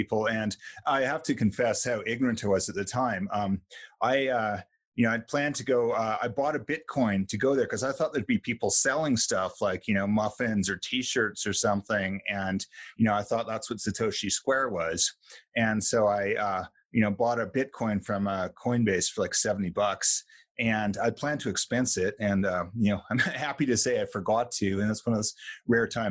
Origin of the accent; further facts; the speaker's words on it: Vancouver, British Columbia, Canada; moved away; I grew up in Vancouver, Canada